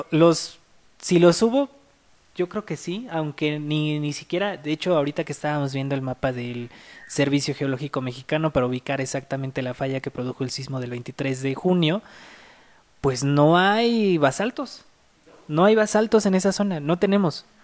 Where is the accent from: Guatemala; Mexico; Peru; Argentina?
Peru; el volcán Huaynaputina en mi país, en Perú.